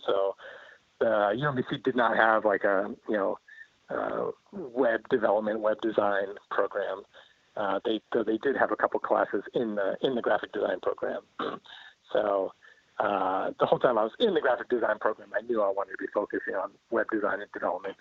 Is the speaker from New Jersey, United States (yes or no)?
yes; Flemington, New Jersey, United States; moved away as an adult; also born or lived in Maryland; I grew up in New Jersey, in central New Jersey, uh, Hunterdon County. So okay. this was Flemington.